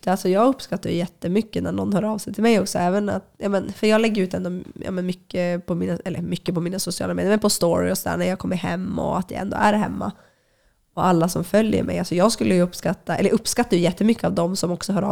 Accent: Luleå, Norrbotten County, Sweden; moved away; men men det är väl först nu när jag har flyttat ifrån eh, Luleå eh, och när jag väl kommer tillbaka, då uppskattar jag ju mycket, mycket mer alltså vintern och det här kalla klimatet

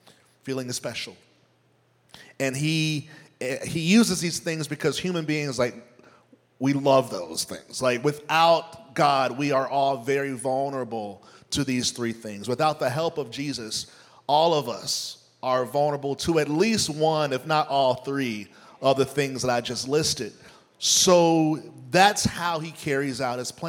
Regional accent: United States; also born or lived in Nashville, Tennessee; as an American

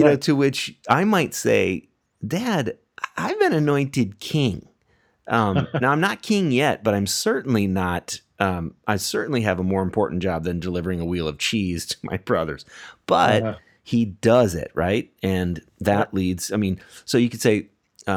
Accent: United States; I'll just speak as an American here.

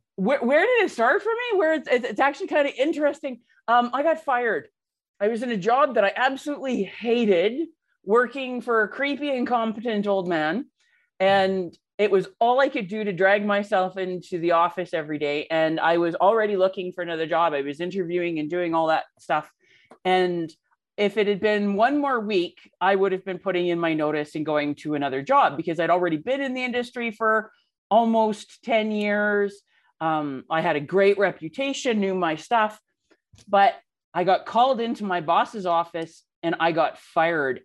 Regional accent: Canada; I am Canadian

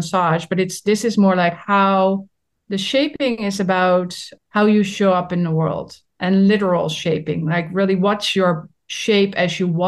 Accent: Netherlands; I'm from the Netherlands

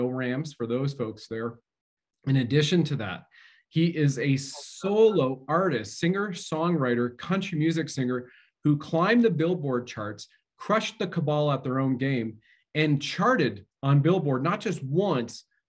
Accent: Canada; as a Canadian

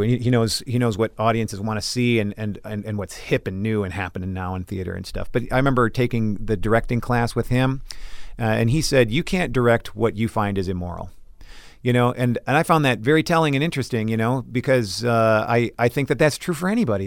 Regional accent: Brooklyn Center, Minnesota, United States; I am from Brooklyn Center, Minnesota

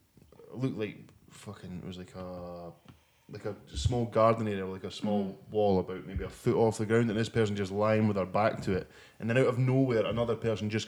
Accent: Scotland, United Kingdom; I come from Scotland

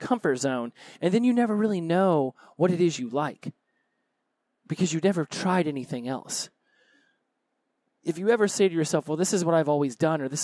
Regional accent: Oklahoma, United States; moved away; also born or lived in Florida; I was born in Oklahoma

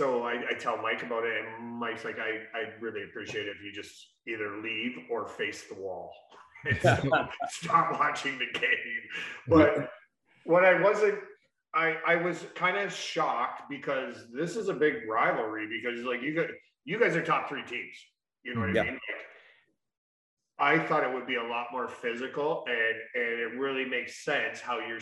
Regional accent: Essex, Ontario, Canada; born or raised there

